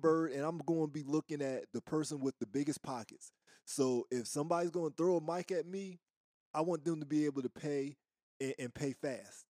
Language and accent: English; East Coast, United States; moved away as an adult; also born or lived in the South (US); I'm from the East Coast, right? And, and, and I'm from a certain era. But I've lived in the South most of my adult life